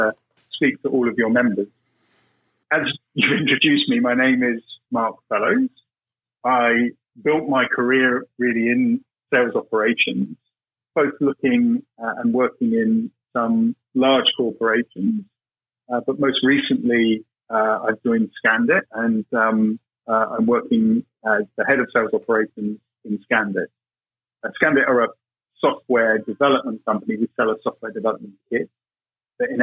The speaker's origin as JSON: {"language": "English", "country": "United Kingdom", "accent": "British", "said": "Being British, as you can probably tell by my accent"}